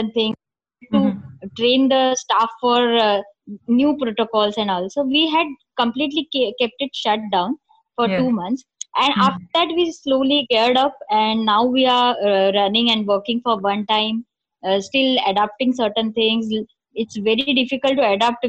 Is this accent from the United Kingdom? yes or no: no; Thane, Maharashtra, India; I was born and brought up in Thane in Mumbai.